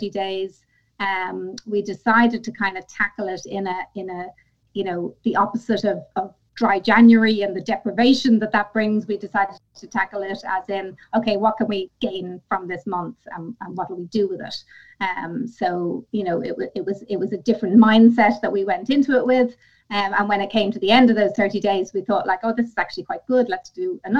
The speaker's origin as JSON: {"language": "English", "country": "Ireland", "said": "I'm Irish. Mm-hmm. So it's ingrained in us from, birth"}